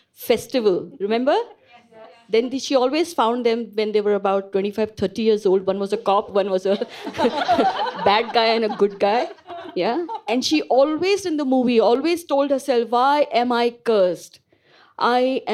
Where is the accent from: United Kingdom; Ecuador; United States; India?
India; moved away as an adult; I am born and bred in India. So I grew up in India